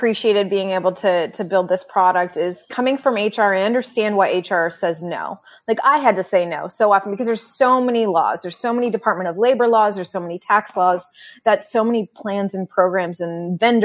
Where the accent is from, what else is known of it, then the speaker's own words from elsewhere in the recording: Northern California, United States; also born or lived in Pacific Northwest; now in Boston, United States; I grew up in Northern California, about 5.5 hours north of San Francisco